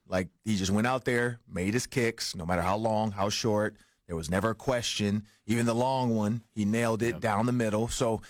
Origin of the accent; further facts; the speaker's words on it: Detroit, Michigan, United States; moved away; Well, I'm from Detroit.